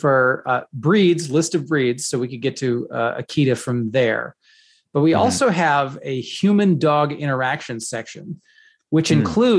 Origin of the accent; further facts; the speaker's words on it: the South, United States; moved away; I am from the South, so we call everything Coke down there